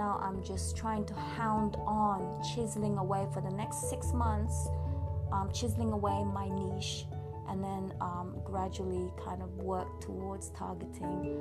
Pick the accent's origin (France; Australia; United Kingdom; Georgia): United Kingdom; England; moved away as an adult; also born or lived in Philippines / California; now in Yosemite, United States; I grew up in England, so I'm pretty much British upbringing.